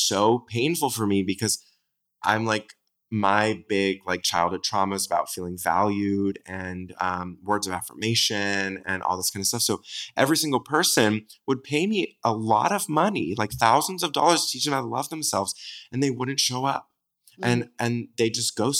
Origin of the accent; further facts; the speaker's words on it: Southern California, United States; I'm from Southern California